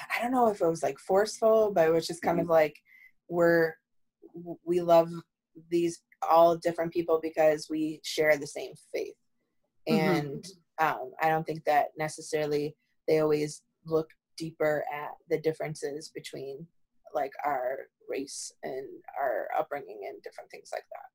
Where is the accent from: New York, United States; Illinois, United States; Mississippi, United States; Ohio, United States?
New York, United States; East Amherst; we came all the way from East Amherst the suburbs to the city